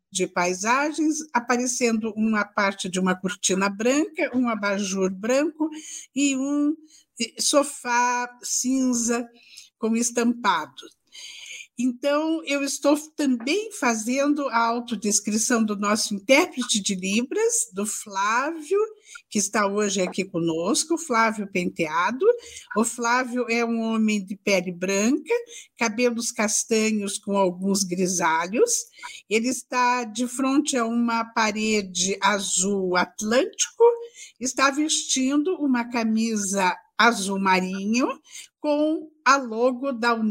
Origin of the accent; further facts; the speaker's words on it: Paraná, Brazil; Sou pé vermelho.